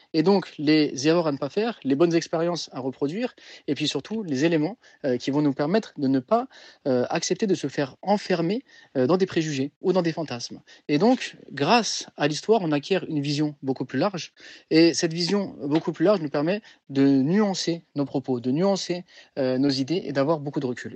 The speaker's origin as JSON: {"language": "French", "country": "France", "said": "moi je suis français, euh, je suis pas d'origine algérienne, je suis pas d'origine marocaine"}